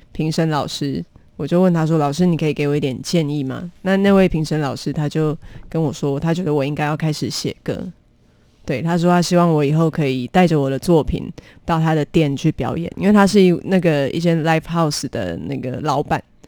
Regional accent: Taichung, Taiwan; 我是台中人

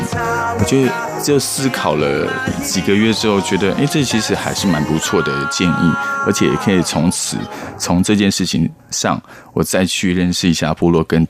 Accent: Taiwan; 可是我真的，我虽然我的老家，我的。我们都是住石板屋，可是我还真的没有发现石板屋上面有天窗。

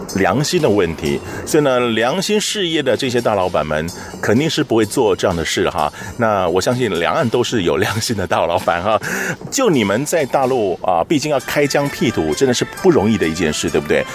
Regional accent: Taiwan; 虽然是我们台湾人啦

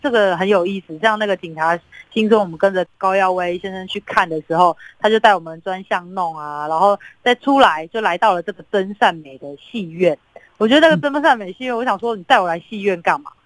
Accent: Taipei, Taiwan; 我自己是台北人

